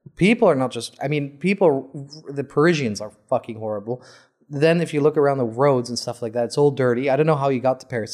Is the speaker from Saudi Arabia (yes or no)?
yes; Saudi Arabia; I'm from Saudi